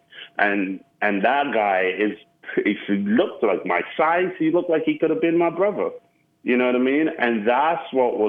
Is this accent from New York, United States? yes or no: yes; New York City, New York, United States; also born or lived in Caribbean; now in Austin, United States; growing up in Brooklyn